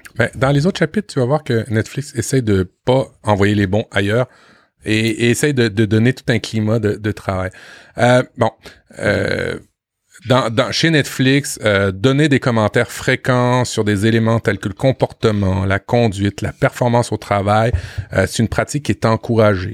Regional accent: France; chez nous en France

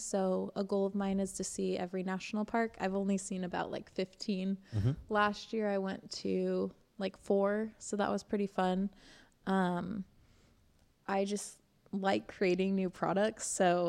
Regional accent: Eugene, Oregon, United States; also born or lived in Indiana; now in Princeton, United States; I grew up in Eugene, Oregon, and then I've been in Indiana for about 9 years, and then I've been in Princeton for maybe a year and a half.

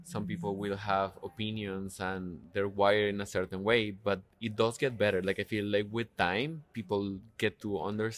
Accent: Colombia; English is a second language; moved away; I grew up in Colombia, but like by moving here

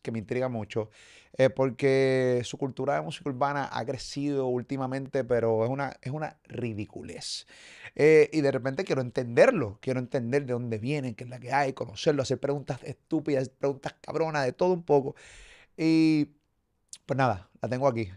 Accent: Puerto Rico; como puertorriqueño

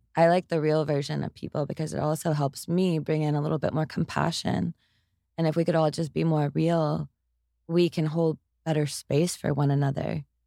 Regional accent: Tyler, Texas, United States; now in Austin, United States; I grew up in Tyler, Texas, and over in East Texas, it's, it's kind of brutal

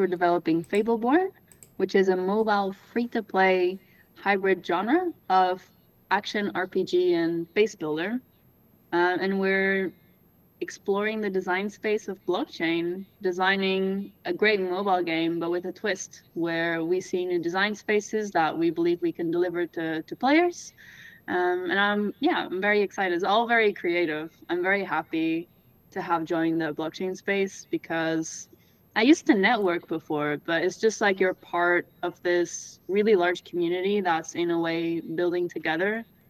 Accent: Portugal; accent: Canadian; See, so I grew up in Portugal. I have a Canadian accent because my mom is Canadian.

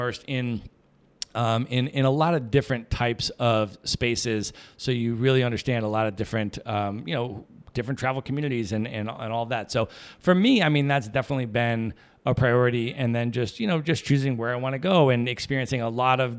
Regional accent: United States; I'm an American

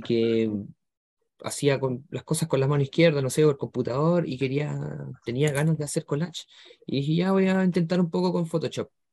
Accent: Chile; somos solo acá de Chile

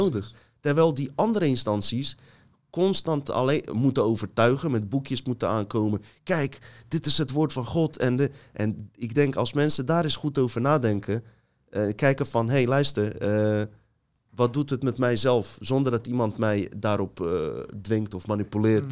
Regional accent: Bosnia & Herzegovina; now in Netherlands; Ik ga naar Bosnië, mijn geboorteland

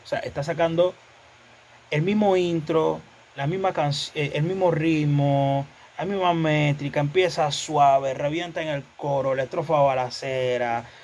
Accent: Panama; yo me siento orgulloso, otro panameño

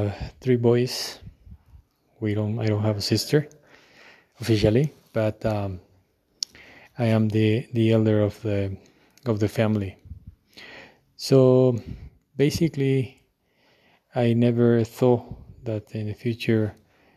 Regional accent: Quito, Pichincha, Ecuador; I was born in Quito on January 23rd on 1982

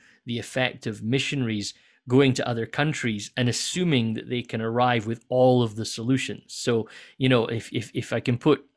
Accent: Scotland, United Kingdom; moved away; I grew up in Scotland

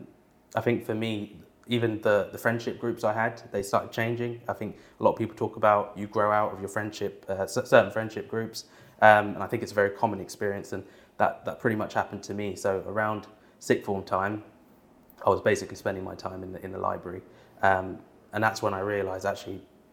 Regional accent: Bushey, East of England, United Kingdom; also born or lived in London; I was born in London, in Westminster, but I grew up in an area called Bushey

